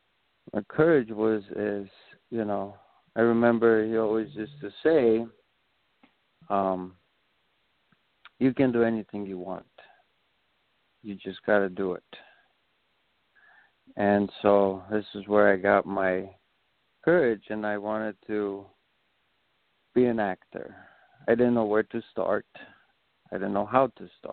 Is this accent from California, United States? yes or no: no; Rapid City, South Dakota, United States; also born or lived in Pine Ridge Indian Reservation, South Dakota; now in Chicago, United States; I'm originally from South Dakota. I am Oglala Lakota Sioux. I was raised on the Pine Ridge Indian Reservation and then Rapid City, and then now I'm in the big city of Chicago